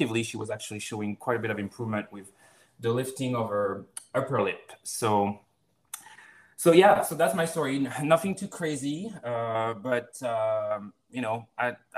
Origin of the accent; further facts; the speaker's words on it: France; moved away as an adult; also born or lived in Florida, United States; now in Seattle, United States; I'm originally from France, and I went to PT school in the U.S., down in Florida, and ended up staying here